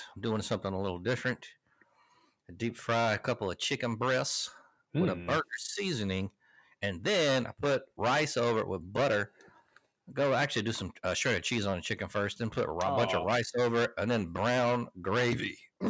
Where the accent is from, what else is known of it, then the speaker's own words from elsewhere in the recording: West Dolomite, Alabama, United States; I'm from West Dolomite, Alabama.